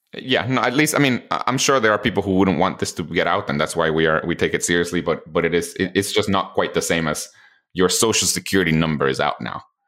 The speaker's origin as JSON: {"language": "English", "country": "Guatemala", "tie": "born or raised there", "moved": "yes", "said": "I was born and raised in Guatemala"}